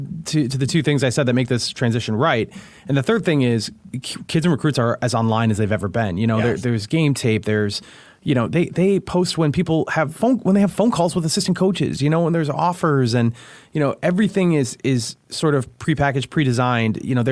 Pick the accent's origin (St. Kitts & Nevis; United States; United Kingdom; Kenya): United States; New Jersey; I'm from New Jersey and I've never even thought about Madison, never even knew where Madison was